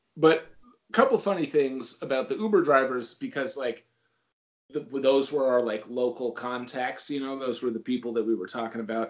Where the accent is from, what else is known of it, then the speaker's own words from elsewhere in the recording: Northeast, United States; also born or lived in Memphis; I grew up in the Northeast and I live in the Northeast